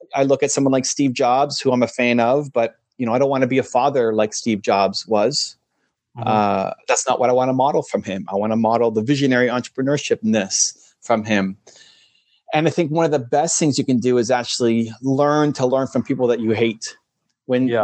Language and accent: English; Canada; I'm Canadian